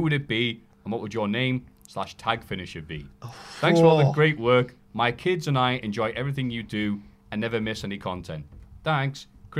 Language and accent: English; Glasgow, Scotland, United Kingdom; I'm from Glasgow.